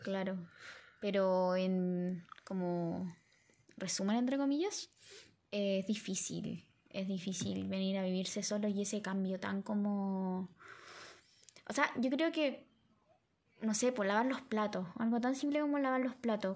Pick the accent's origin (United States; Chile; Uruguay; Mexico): Chile; Villa Alemana, Valparaíso; somos de Villa Alemana